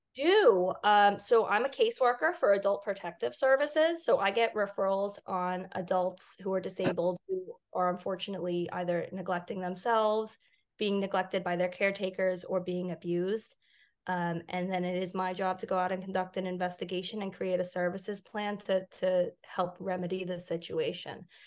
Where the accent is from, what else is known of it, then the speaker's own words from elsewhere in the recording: Long Island, New York, United States; growing up on Long Island